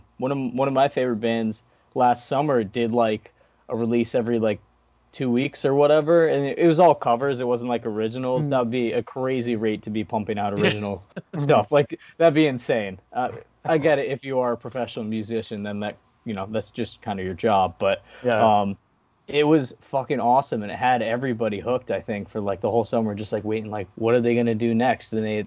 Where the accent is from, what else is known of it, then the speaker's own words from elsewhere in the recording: New York, United States; We're from New York, and we went to Rhode Island to record, and you know, just like traveling state to state.